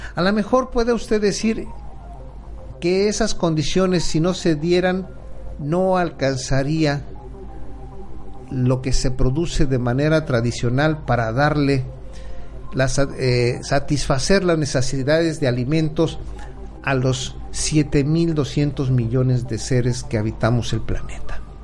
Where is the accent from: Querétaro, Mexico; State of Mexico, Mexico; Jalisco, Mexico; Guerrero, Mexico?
Guerrero, Mexico; Acapulco; recuerdo de niño la forma en que mataban a los cerdos allá en mi pueblo para hacer el relleno, un, guiso muy, muy tradicional en Acapulco Guerrero